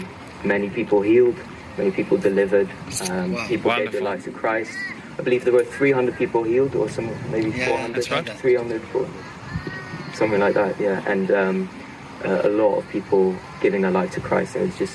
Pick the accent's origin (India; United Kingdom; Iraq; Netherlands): Netherlands; English is a second language; Well, I'm from the Netherlands.